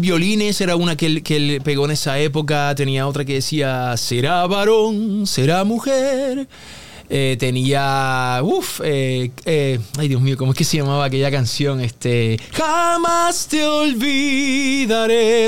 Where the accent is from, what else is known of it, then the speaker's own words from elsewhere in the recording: Puerto Rico; Yo soy de Puerto Rico, yo hablo inglés, pero desde niño pues yo no hablaba mucho inglés